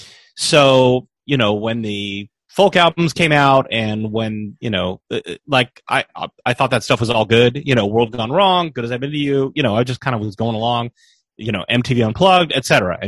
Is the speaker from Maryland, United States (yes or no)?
no; California, United States; I grew up in California.